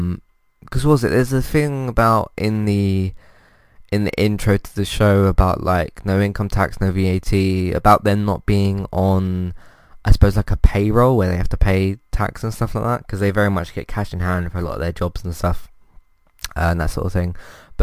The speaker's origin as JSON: {"language": "English", "country": "United Kingdom", "said": "I mean, as a British person myself, obviously I connect to it even more as well"}